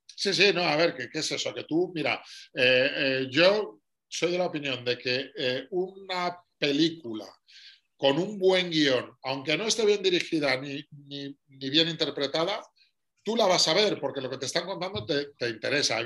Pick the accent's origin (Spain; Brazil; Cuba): Spain; Madrid, Community of Madrid; Soy madrileño de 49 años